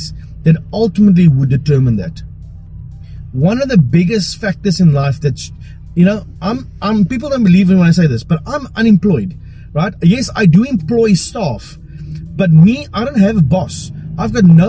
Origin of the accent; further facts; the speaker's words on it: South Africa; I'm a boyke from Paro